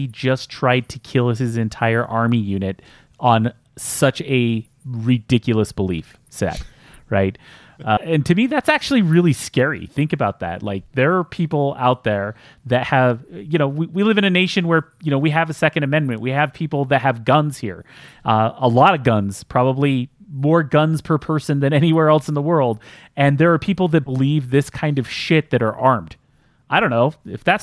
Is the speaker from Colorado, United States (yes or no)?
no; Utah, United States; we're all from Utah here